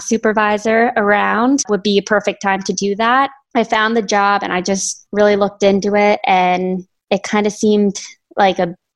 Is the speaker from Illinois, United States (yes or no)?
no; Maryland, United States; moved away as an adult; also born or lived in Virginia; now in New Jersey, United States; I'm from Maryland originally